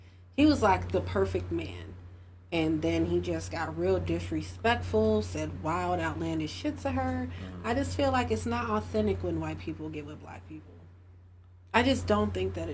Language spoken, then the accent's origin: English; Chicago, Illinois, United States; I grew up in Humble Park. Like, so I grew up in Humble Park, Logan Square